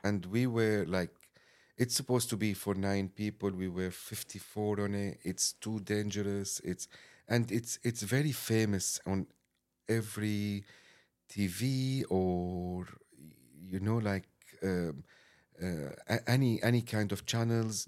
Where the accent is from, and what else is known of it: Damascus, Syria; English is a second language; moved away as an adult; now in London, United Kingdom